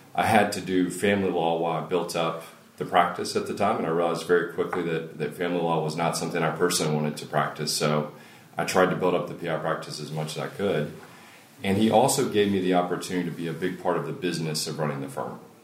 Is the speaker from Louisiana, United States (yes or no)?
no; Longview, Texas, United States; I'm originally from East Texas. Grew up in Longview